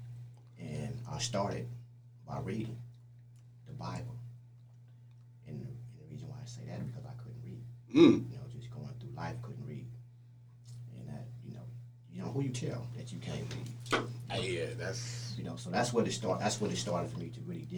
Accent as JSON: {"language": "English", "town": "Richmond", "region": "California", "country": "United States", "said": "from Richmond, California"}